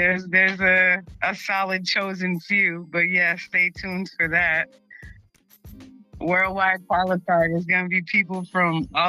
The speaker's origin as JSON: {"language": "English", "region": "England", "country": "United Kingdom", "tie": "born or raised there", "also_born_or_lived": "Boston", "moved": "yes", "lives_now": "Las Vegas, United States", "said": "I was born in England."}